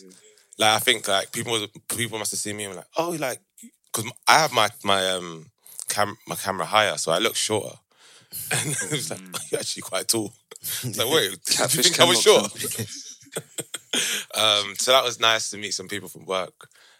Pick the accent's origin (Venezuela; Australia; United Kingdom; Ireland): United Kingdom; Croydon, London; I'm from Croydon. We have Norbury